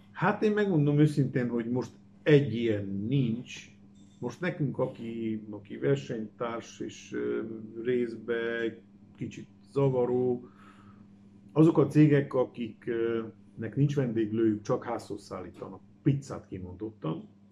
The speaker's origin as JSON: {"language": "Hungarian", "town": "Cluj-Napoca", "region": "Cluj County", "country": "Romania", "tie": "born or raised there", "said": "Kolozsvári születésű vagyok, a Brassaiba érettségiztem"}